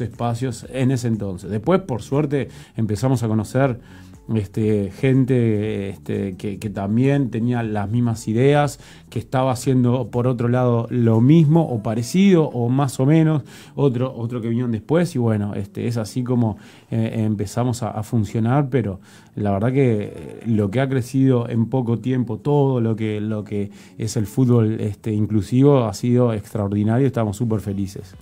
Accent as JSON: {"language": "Spanish", "country": "Uruguay", "said": "como uruguayos"}